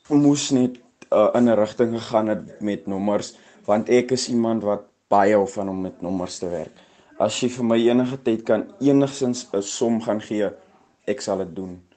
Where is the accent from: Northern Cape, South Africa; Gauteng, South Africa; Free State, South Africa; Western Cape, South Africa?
Northern Cape, South Africa; Boegoberg; Ek is oorspronklik van Boegoberg. Ek het al jare daar gebly, ek het daar groot geraak.